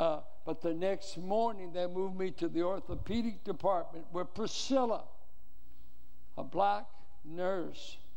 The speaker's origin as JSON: {"language": "English", "town": "Richmond", "country": "United States", "tie": "born or raised there", "said": "I grew up in Richmond"}